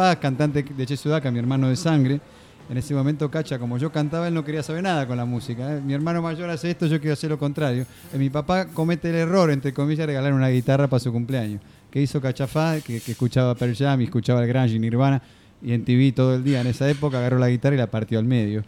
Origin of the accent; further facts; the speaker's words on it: Mar del Plata, Buenos Aires Province, Argentina; yo soy de Mar del Plata